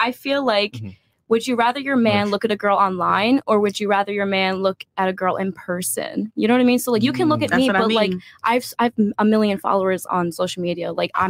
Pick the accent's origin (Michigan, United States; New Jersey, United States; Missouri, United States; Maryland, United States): New Jersey, United States; I am from Jersey.